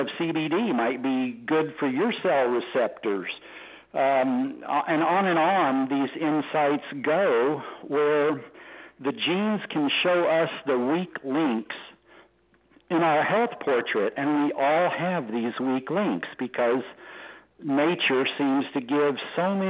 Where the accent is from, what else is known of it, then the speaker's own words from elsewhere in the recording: Texas, United States; being a Texan